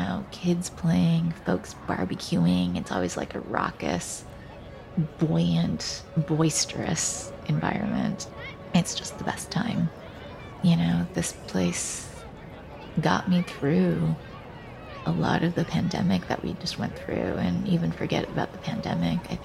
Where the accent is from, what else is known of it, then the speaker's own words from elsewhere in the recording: Vancouver, British Columbia, Canada; also born or lived in Taipei, Taiwan; My family immigrated to Canada when I was six, and so I grew up on the stolen lands of the Coast Salish peoples, or currently colonially known as Vancouver, Canada